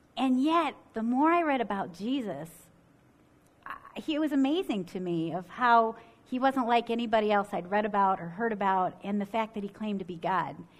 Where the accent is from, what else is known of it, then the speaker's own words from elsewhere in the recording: Ohio, United States; now in Michigan, United States; I grew up in Ohio and now live in Michigan